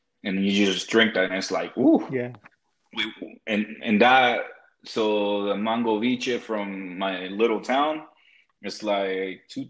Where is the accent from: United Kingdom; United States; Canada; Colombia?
Colombia; Cartagena, Bolívar; moved away; I grew up in Cartagena, and Cartagena is considered like the coast, somos costeño